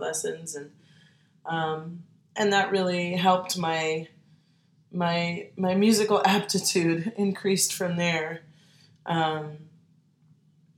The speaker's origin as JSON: {"language": "English", "town": "Maplewood", "region": "New Jersey", "country": "United States", "tie": "born or raised there", "also_born_or_lived": "Queens, New York / New York City", "moved": "as an adult", "lives_now": "New Orleans, United States", "said": "I was born in Bayside, Queens, and I grew up in Maplewood, New Jersey"}